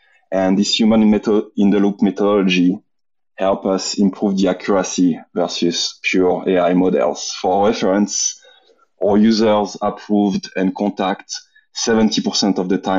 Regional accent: Marseille, Provence-Alpes-Côte d'Azur, France; English is a second language; also born or lived in London; now in Austin, United States; French, Marseille, the south of France, but I've been away from France for the past 17 years. Spent 6 years in London.

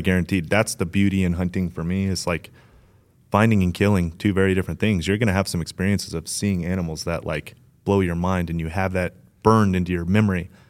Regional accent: Las Vegas, Nevada, United States; I grew up in Vegas, but I had a huge side yard

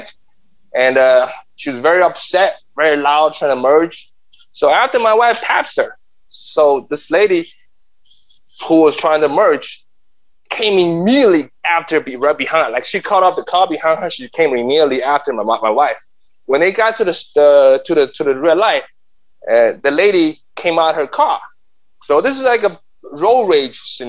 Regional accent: China; now in New York City, United States; I've been a New Yorker for the past 30 years. I'm an immigrant from China.

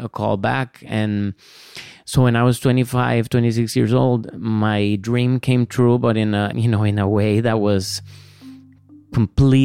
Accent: San José, Costa Rica; Born and raised in San Jose.

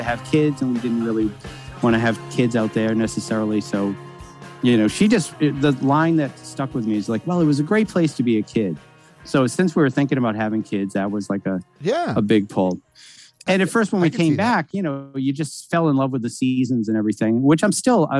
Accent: Peabody, Massachusetts, United States; moved away as an adult; also born or lived in Boston / Los Angeles; now in East Hampton, United States; I grew up in Peabody

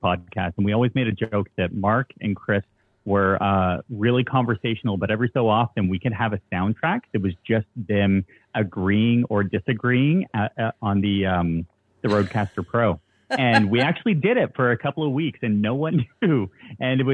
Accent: Toronto, Ontario, Canada; I'm from Toronto.

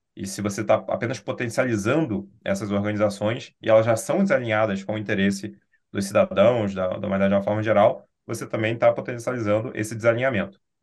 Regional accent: Brazil

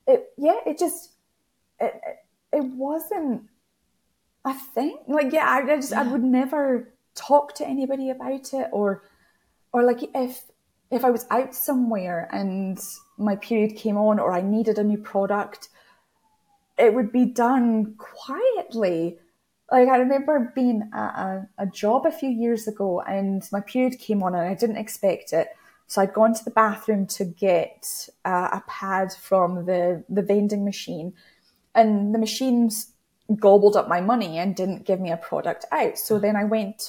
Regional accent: United Kingdom; Being British

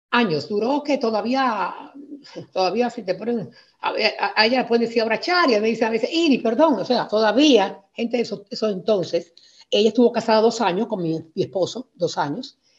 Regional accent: Spain; moved away; also born or lived in Santo Domingo, Dominican Republic; me llevó para España a vivir y crecí en España eh, con una vida tranquila

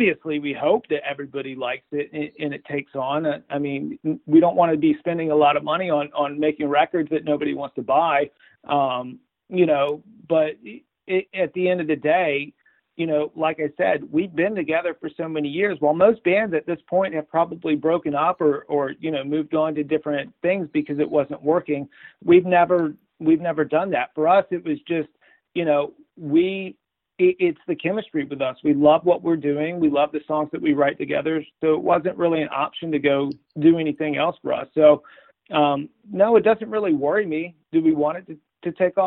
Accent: Marietta, Georgia, United States; where I grew up in Marietta, Georgia

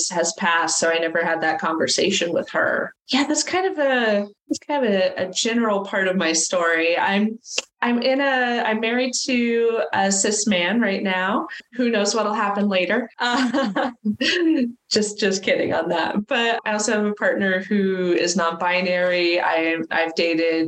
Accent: California, United States; I grew up in California. But not fun liberal California

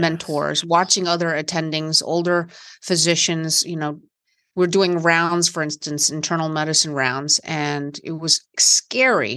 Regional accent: West Virginia, United States; I grew up in West Virginia in the country

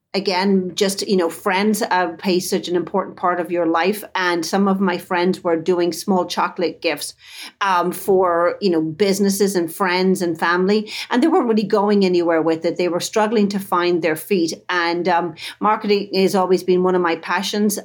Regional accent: Dublin, Leinster, Ireland; moved away as an adult; now in United States; I grew up in Dublin, Ireland, back in the, um, seventies, eighties

